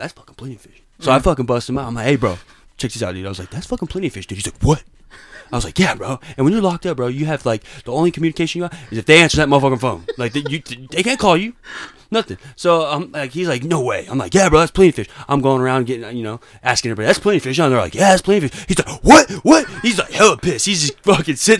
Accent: Las Vegas, Nevada, United States; I'm 26. I'm from Las Vegas.

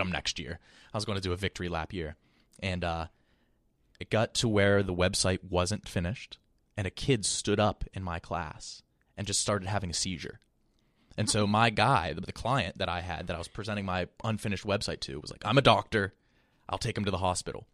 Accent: West Virginia, United States; also born or lived in Columbus, Ohio; now in New York, United States; I'm from, like, a really small town in West Virginia

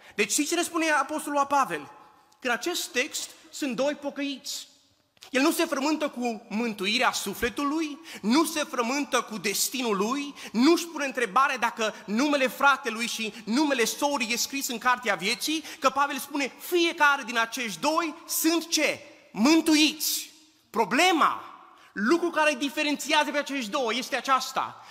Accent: Oradea, Bihor County, Romania; also born or lived in Husasău de Criș; now in United States; am plecat din România în 1989, am crescut în Oradea, am, am copilărit în Usasău de Criș

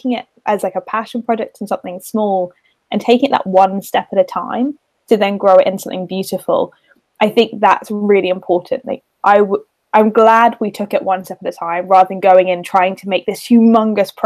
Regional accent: United Kingdom; being British

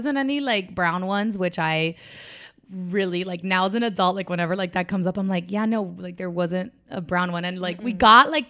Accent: Miami, Florida, United States; I'm from Miami, so Orlando is very close to us considerably.

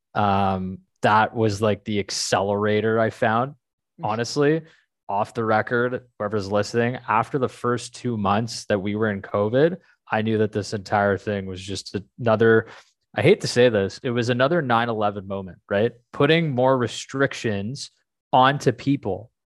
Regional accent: Canada; I'm Canadian

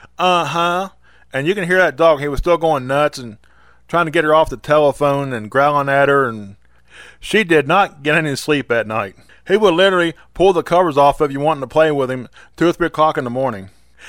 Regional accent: West Virginia, United States; We used to go to this place called Green Bottom Wildlife Management Area, which is in my home state.

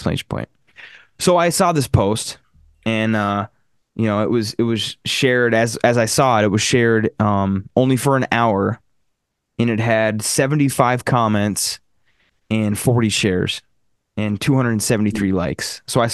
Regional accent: Hancock, Michigan, United States; I was born in Hancock

